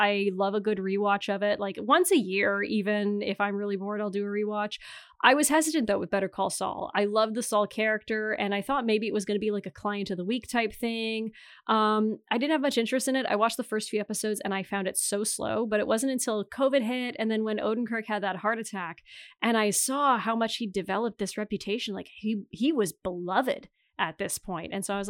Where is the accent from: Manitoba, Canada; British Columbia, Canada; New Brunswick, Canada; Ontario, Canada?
Ontario, Canada; I do actually say A, I think, more than the average Canadian, because I'm from Northern Ontario.